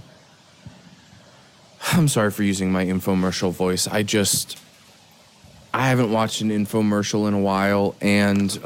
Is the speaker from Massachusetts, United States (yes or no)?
no; Philadelphia, Pennsylvania, United States; now in California, United States; I grew up in Philadelphia, in Pennsylvania